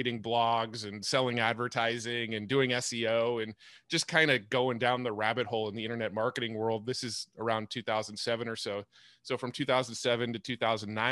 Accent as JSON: {"language": "English", "town": "San Diego", "region": "California", "country": "United States", "tie": "born or raised there", "said": "I was born and raised in San Diego, and I'm still in San Diego"}